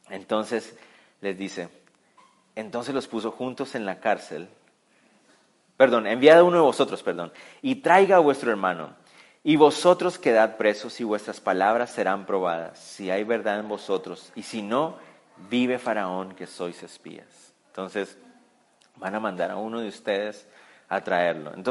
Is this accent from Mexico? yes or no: no; Israel; No, no somos espías. Somos, somos israelitas, venimos d